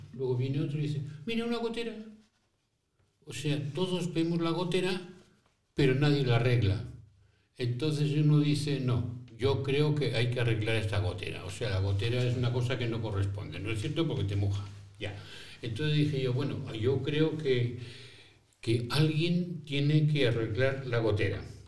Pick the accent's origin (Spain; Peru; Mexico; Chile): Spain; moved away; also born or lived in Rome; yo nací en España, ¿no es cierto? Pero fui luego a Roma